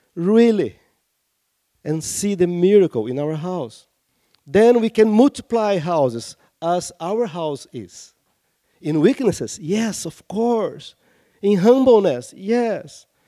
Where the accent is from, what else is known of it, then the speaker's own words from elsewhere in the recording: Rio de Janeiro, Brazil; I come from Rio de Janeiro, my, my city